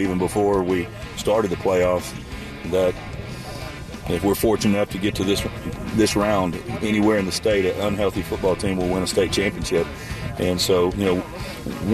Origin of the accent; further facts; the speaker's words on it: Port Arthur, Texas, United States; I grew up down in the Golden Triangle area, Port Arthur, Texas